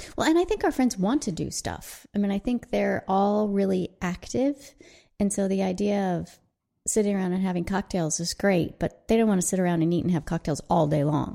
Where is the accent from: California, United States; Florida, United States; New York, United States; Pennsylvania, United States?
California, United States; Southern; we grew up in Southern California.